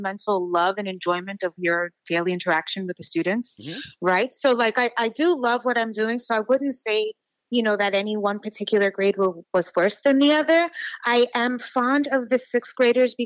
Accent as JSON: {"language": "English", "town": "New York City", "region": "New York", "country": "United States", "tie": "born or raised there", "said": "I grew up in many parts of the Bronx, and I'm a millennial"}